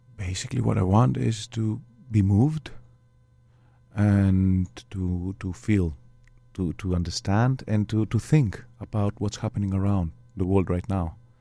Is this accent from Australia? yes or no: no; Greece; I was brought up in Greece.